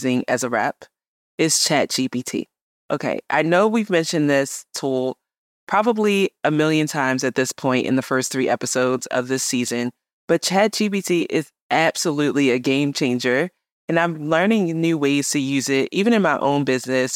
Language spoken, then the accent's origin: English; Baltimore, Maryland, United States; also born or lived in New York City; came back to my hometown of Baltimore